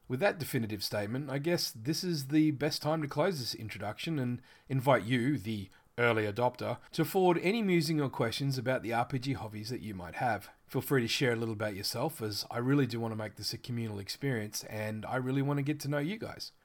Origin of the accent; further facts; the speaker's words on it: Australia; accent: Australian; I live in Australia, which you've probably already guessed by my accent.